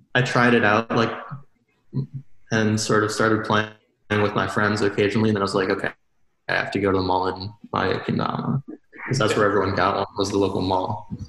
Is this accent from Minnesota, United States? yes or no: yes; Excelsior, Minnesota, United States; I'm from uh, Minnesota, from Excelsior, it's like like half an hour west of the Twin Cities.